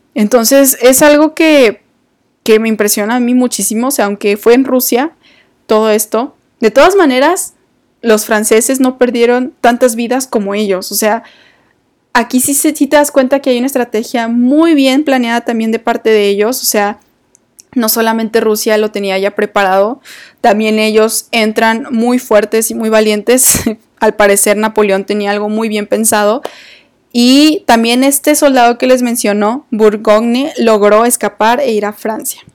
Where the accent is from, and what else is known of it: Mexico